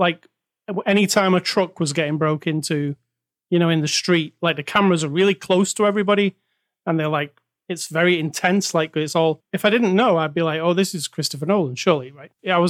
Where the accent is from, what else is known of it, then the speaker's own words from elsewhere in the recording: United Kingdom; oh, you're a British guy.